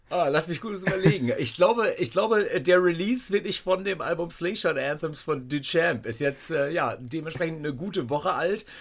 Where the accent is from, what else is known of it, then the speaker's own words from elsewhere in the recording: North Rhine-Westphalia, Germany; ich äh, bin Westfale